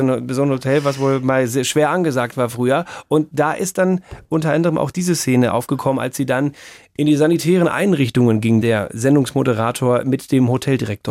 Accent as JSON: {"language": "German", "region": "North Rhine-Westphalia", "country": "Germany", "tie": "born or raised there", "also_born_or_lived": "Bavaria", "moved": "yes", "said": "in meiner Heimat in N R"}